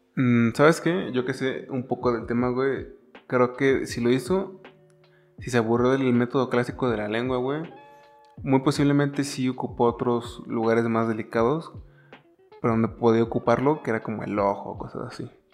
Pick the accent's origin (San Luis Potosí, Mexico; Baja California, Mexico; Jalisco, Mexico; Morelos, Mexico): San Luis Potosí, Mexico; Somos de San Luis Potosí